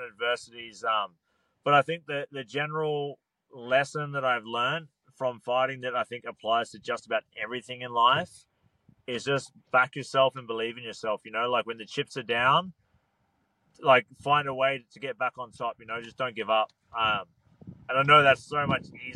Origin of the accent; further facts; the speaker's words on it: Australia; It was my hometown.